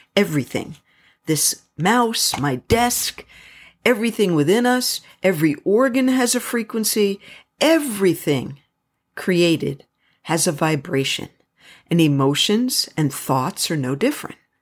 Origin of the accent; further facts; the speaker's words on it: United States; I am so extremely proud of being American.